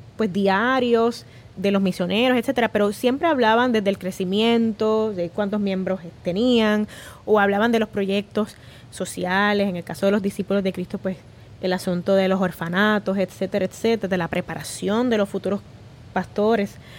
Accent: Puerto Rico; todos somos puertorriqueños

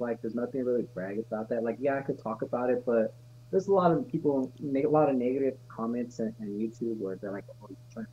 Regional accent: California, United States; also born or lived in Las Cruces, New Mexico; But I'm born and raised in California, graduated in Cali

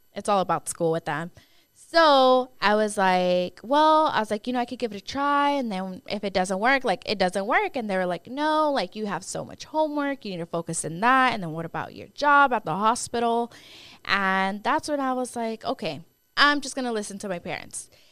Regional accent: Dallas, Texas, United States; I am from Dallas, Texas. I was born and raised here.

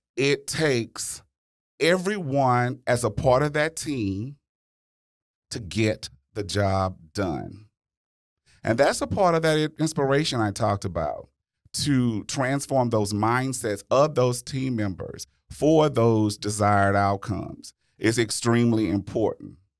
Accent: Louisiana, United States; I'm from Louisiana

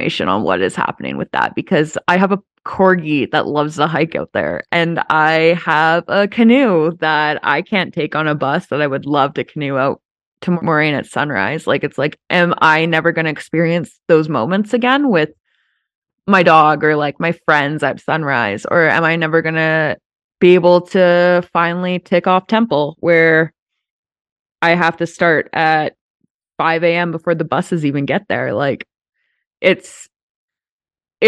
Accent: Banff, Alberta, Canada; also born or lived in Vancouver; I still live in my hometown

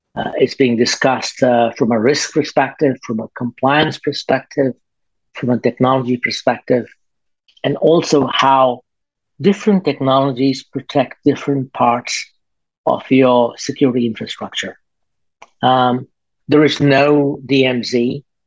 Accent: Australia; moved away as an adult; now in Singapore; I am um, based in Singapore. I come from Australia.

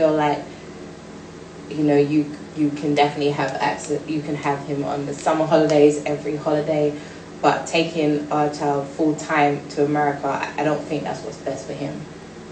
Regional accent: London, United Kingdom; I'm from Brixton

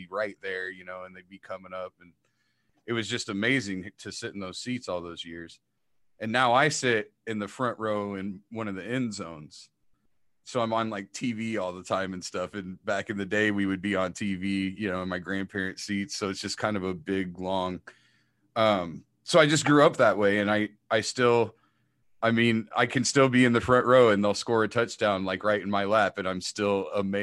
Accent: Iowa, United States; we grew up as kids rooting for Iowa or Iowa State

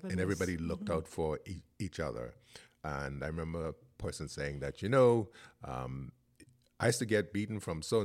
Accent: Grand Bahama, Bahamas; now in Nassau, Bahamas; I'm from Grand Bahama

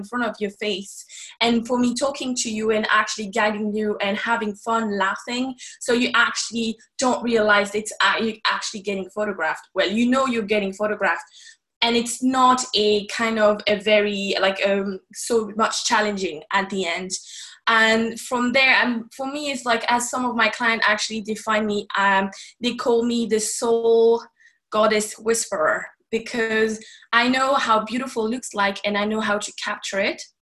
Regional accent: Paris, Île-de-France, France; moved away as an adult; now in Ireland; I'm actually from Paris myself. I was born and raised in Paris up until I actually moved away

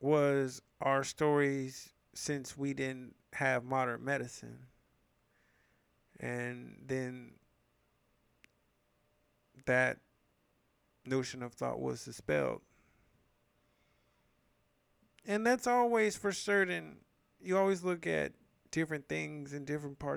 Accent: San Francisco, California, United States; I grew up in San Francisco pretty much my whole life, except for this one year we had moved out of town in seventh grade

